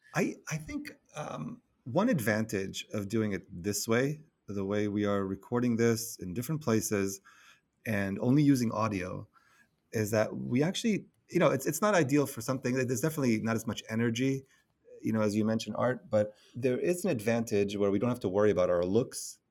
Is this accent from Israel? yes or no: yes; Israel; now in New York City, United States; I live in New York City, and I'm originally from Israel